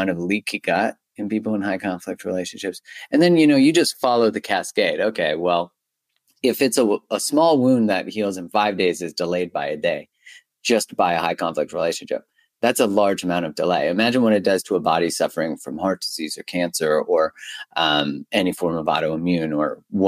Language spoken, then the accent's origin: English; Canada; I'm Canadian